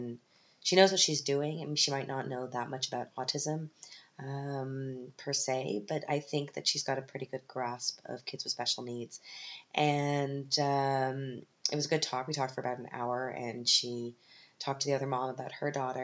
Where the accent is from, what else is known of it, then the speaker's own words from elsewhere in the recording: Canada; moved away as an adult; now in Germany; I'm from Canada.